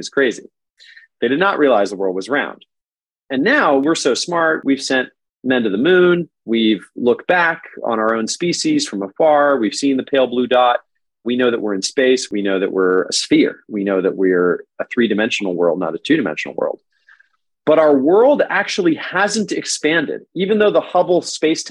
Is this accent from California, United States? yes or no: yes; San Diego, California, United States; first language English; I grew up in San Diego